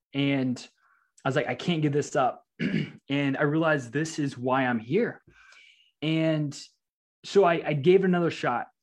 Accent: Louisiana, United States; moved away as an adult; also born or lived in Nebraska; I'm actually from Louisiana

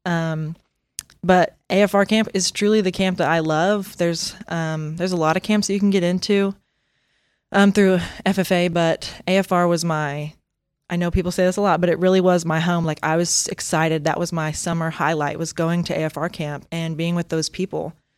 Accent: Bristow, Oklahoma, United States; my family, um, just recently sold the stockyards in Bristow, um, like, last year. Um, so that was my life, and I grew up there

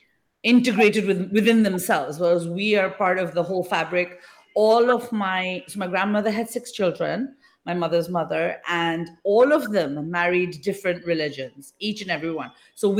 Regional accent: England, United Kingdom; now in India; So even though I live in India right now, I'm not from India. I'm from the UK. I was born and brought up in England.

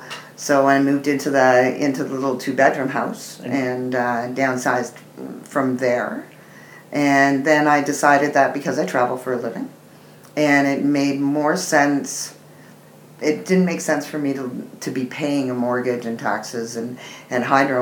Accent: Grimsby, Ontario, Canada; I'm from Niagara Falls area. I was born in Grimsby, Ontario.

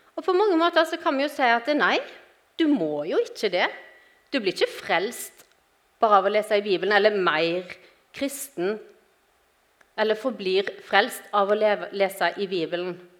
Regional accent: Western Norway, Norway; moved away as an adult; now in Grimstad, Norway; jeg er opprinnelig fra Vestlandet, som dere sikkert hører.

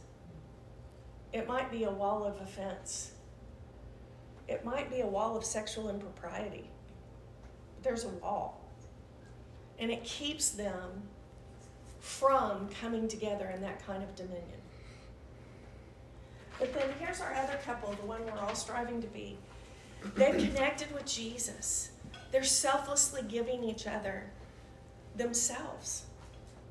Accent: Oklahoma, United States; we're from Oklahoma

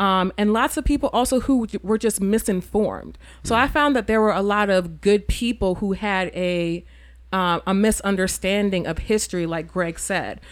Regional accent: New York, United States; moved away as an adult; also born or lived in Charlottesville, Virginia; I'm from New York, and then I also grew up in a Caribbean community

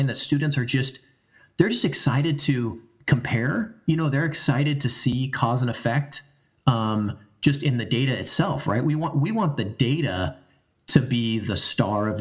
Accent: United States; I come from the Oregon California border. My family does.

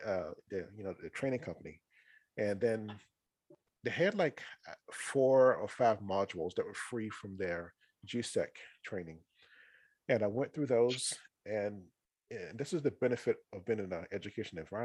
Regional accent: North Carolina, United States; I'm from North Carolina originally. That's where I was born and raised

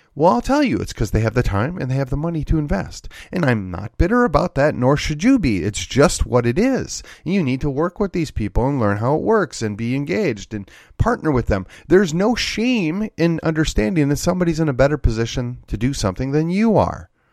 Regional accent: Wisconsin, United States; moved away as an adult; now in Texas, United States; back in my home state of Wisconsin

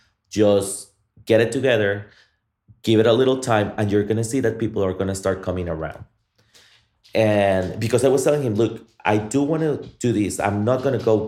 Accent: Guatemala; now in Austin, United States; I am from Guatemala

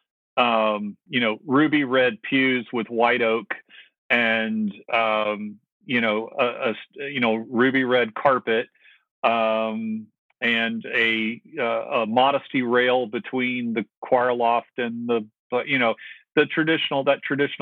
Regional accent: the South, United States; I grew up in the South

